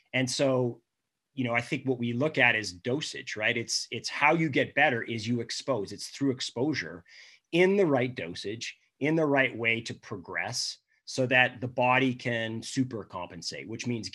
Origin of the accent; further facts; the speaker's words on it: Canada; being Canadian